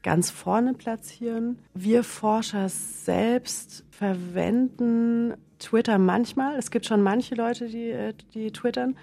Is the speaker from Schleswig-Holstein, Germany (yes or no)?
no; Middle Franconia, Northern Bavaria, Germany; accent: southern German; also born or lived in Paris, France; now in Vienna, Austria; Gebürtig komme ich aus Nordbayern, das heißt mit dem entsprechenden äh, süddeutschen Flavor